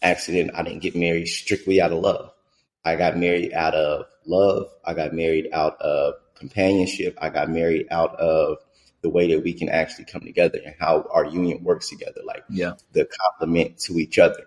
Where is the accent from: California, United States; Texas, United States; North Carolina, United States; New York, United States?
California, United States; Stockton; now in Atlanta, United States; I grew up in Stockton, California